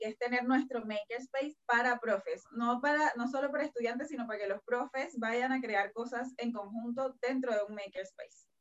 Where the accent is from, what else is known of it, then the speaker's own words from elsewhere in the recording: Venezuela; now in Chile; yo soy de Venezuela